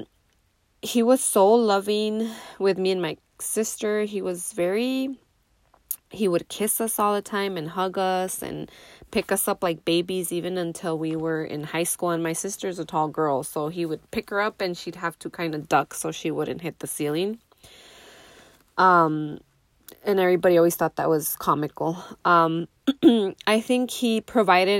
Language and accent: English; Nogales, Arizona, United States; But we grew up in Nogales, Arizona. Me and my siblings, all three of them.